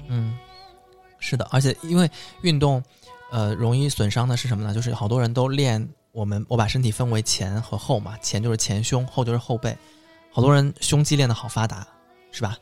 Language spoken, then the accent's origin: Chinese; Suzhou, Jiangsu, China; 我们苏州人其实是跟上海人差不多啊，我们做菜喜欢放很多糖，很甜的